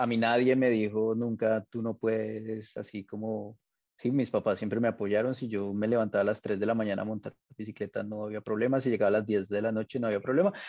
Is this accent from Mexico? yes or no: no; Bogotá, Colombia; yo soy de Bogotá